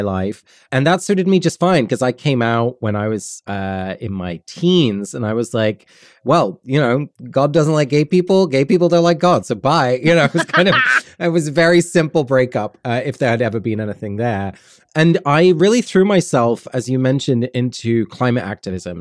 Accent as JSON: {"language": "English", "region": "London", "country": "United Kingdom", "tie": "born or raised there", "said": "I was born and raised in London and then in the, the countryside south of London"}